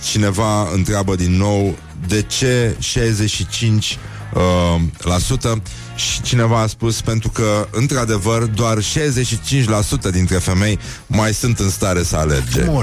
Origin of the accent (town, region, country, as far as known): Bacău, Bacău County, Romania; born or raised there; moved away